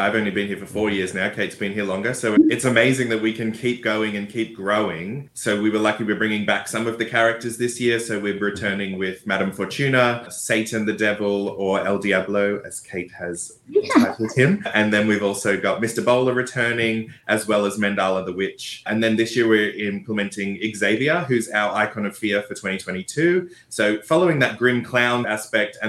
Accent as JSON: {"language": "English", "country": "Australia"}